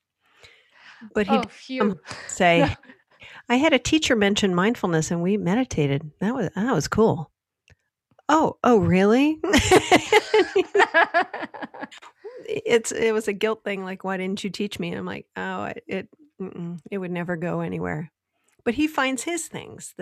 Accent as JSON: {"language": "English", "region": "Michigan", "country": "United States", "tie": "born or raised there", "said": "Growing up in Michigan, my dad worked for Ford Motor Company."}